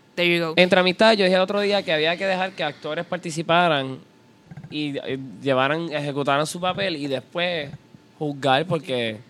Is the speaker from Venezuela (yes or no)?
no; Puerto Rico